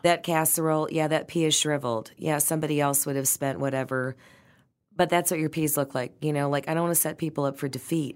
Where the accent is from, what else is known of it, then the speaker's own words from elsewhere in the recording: Detroit, Michigan, United States; growing up in Detroit